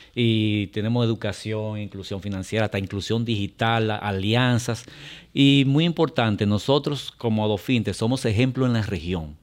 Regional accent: Dominican Republic; Nosotros, como República Dominicana

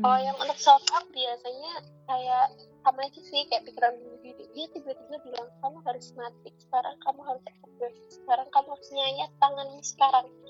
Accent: Magelang, Central Java, Indonesia; now in Bandung, Indonesia; aku aslinya Magelang

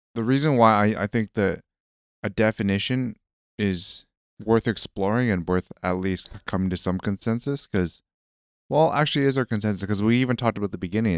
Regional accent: Canada; growing up in Canada

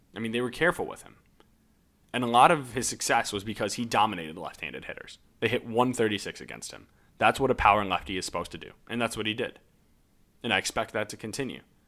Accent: Ann Arbor, Michigan, United States; I grew up in Ann Arbor

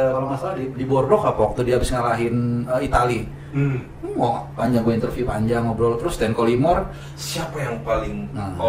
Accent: Indonesia; Where you from? Indonesia.

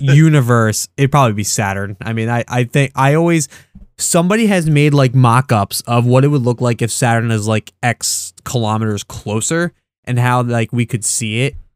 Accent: United States; I'm used to being an American, that's all I know. I've never even left the country

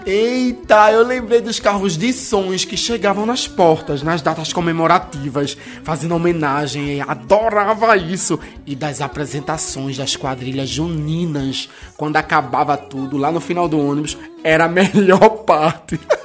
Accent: Recife, Pernambuco, Brazil; Que luxo na minha terra. Na, na nossa terra

